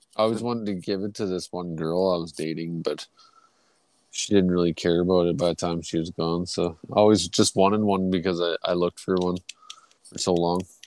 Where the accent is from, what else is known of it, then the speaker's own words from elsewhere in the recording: Canada; I'm Canadian